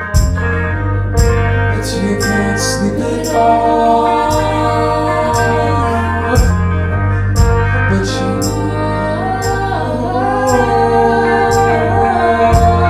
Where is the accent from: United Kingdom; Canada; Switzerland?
Switzerland; moved away; I was born in Switzerland